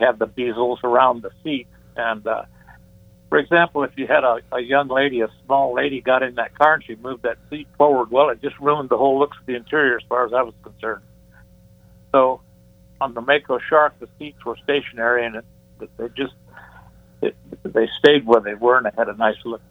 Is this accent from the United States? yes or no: yes; Michigan, United States; moved away as an adult; now in Newport Beach, United States; I'm from Michigan